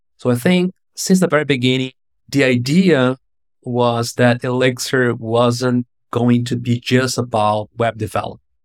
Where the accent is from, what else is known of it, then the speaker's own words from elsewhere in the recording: Brazil; I'm from Brazil